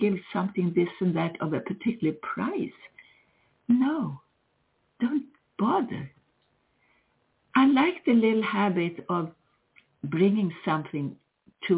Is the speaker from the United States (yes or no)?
no; Sweden; moved away; I grew up with Christmas in Sweden